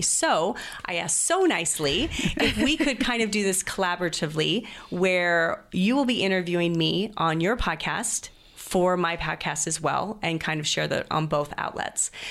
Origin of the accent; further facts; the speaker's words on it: Greenacres, Washington, United States; moved away; also born or lived in Idaho / Chattanooga, Tennessee; I was raised. Um, on the border of Idaho and Washington, um, in Green Acres, Washington, right next to Post Falls